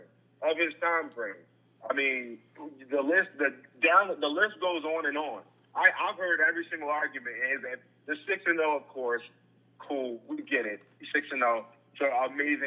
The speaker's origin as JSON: {"language": "English", "town": "Edgewood", "region": "Maryland", "country": "United States", "tie": "born or raised there", "also_born_or_lived": "Baltimore, Maryland", "said": "I live in Baltimore. I'm from Edgewood, Maryland"}